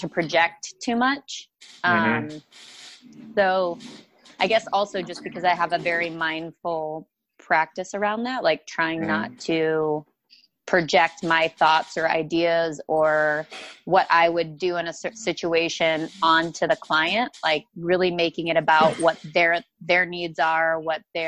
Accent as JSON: {"language": "English", "region": "Montana", "country": "United States", "tie": "born or raised there", "moved": "yes", "lives_now": "Fort Worth, United States", "said": "I grew up in Montana and the outdoors"}